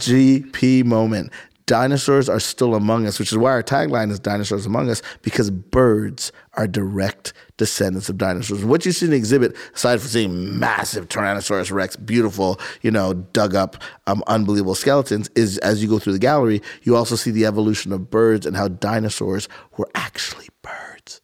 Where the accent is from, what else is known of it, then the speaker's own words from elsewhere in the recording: Montreal, Quebec, Canada; moved away as an adult; also born or lived in Boston / Philadelphia / Caribbean (parents); now in Columbus, United States; I'm born and raised in Montreal, Canada